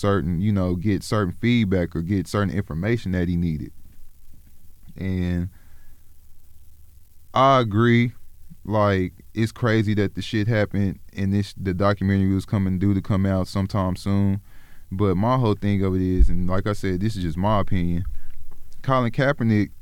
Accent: Oklahoma, United States; also born or lived in South Central Los Angeles, California; I was raised in Oklahoma

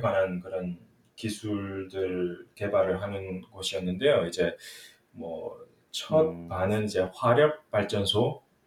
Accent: Miryang, South Gyeongsang, South Korea; also born or lived in Changwon; 제가 그 초등학교 왕년 때까지는 완전 진짜 시골 밀양이라는 곳에서 자랐고요.

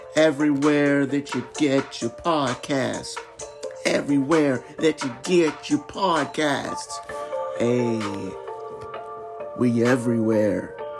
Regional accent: United States; as an American. Born and raised

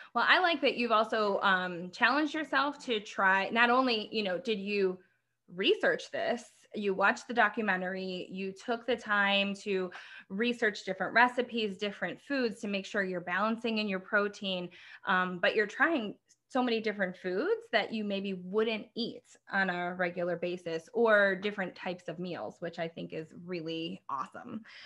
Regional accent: Midwest, United States; we grew up in the Midwest

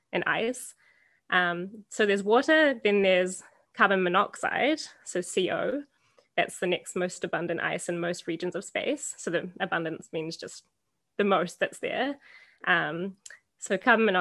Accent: New Zealand; moved away as an adult; now in Canada; I grew up in New Zealand

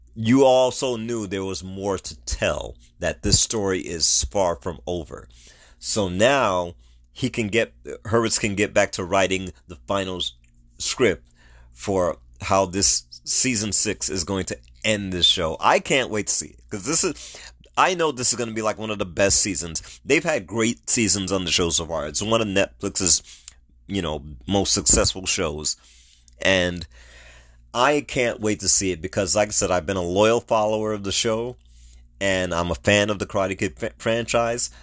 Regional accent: New York City, New York, United States; New York, my hometown.

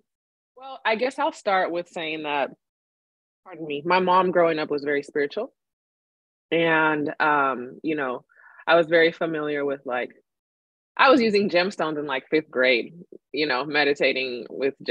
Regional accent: Sacramento, California, United States; born or raised there; also born or lived in Madrid, Spain

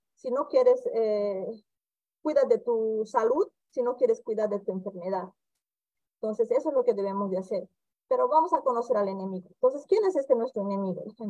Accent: Bolivia; now in Campo Grande, Brazil; soy médica boliviana, ejerzo mi especialidad como infectóloga aquí en el Brasil, en el estado de Mato Grosso do Sul, en la ciudad de Campo Grande

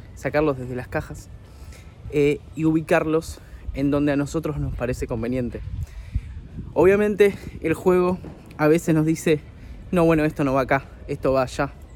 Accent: Argentina; also born or lived in Buenos Aires, Argentina; soy periodista de videojuegos acá en mi país

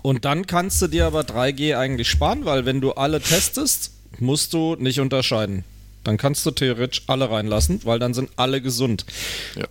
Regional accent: Germany; Bei uns in Deutschland

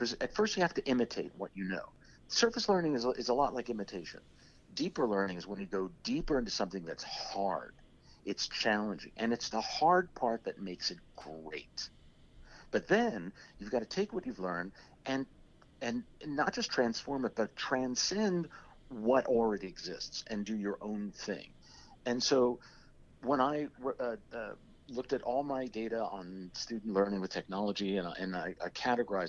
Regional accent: New Jersey, United States; I grew up in South Jersey in the Delaware Valley

